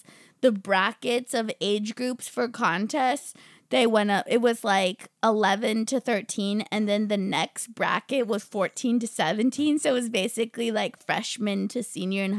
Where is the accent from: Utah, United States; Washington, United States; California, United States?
California, United States; San Clemente; I'm from Orange County. Yeah. San Clemente